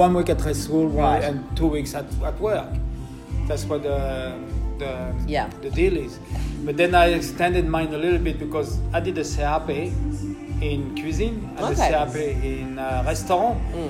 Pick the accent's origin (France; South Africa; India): France; English is a second language; moved away as an adult; also born or lived in Brittany / Tours / Paris / Kuwait; I'm from Brittany originally. Okay. I grew up in the Loire Valley.